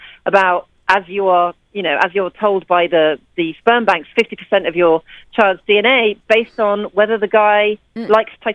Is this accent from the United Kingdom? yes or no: yes; London, United Kingdom; moved away as an adult; now in New York, United States; I'm a British journalist living in New York. I emigrated from London when I was 31